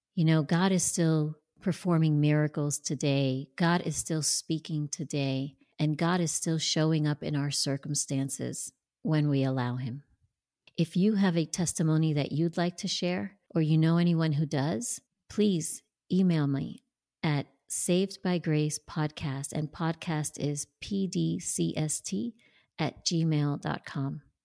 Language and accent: English; New Jersey, United States; moved away as an adult; now in Tampa, United States; I grew up and lived in New Jersey until just last year when I moved to Tampa, Florida